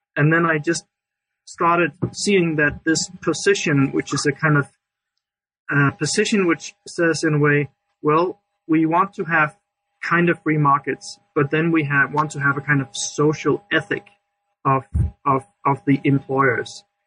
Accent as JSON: {"language": "English", "country": "Denmark", "said": "I'm from Denmark"}